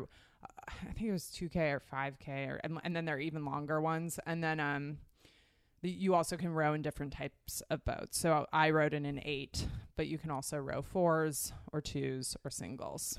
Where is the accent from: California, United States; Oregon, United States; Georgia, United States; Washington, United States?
Oregon, United States; Portland; I grew up in Portland, Oregon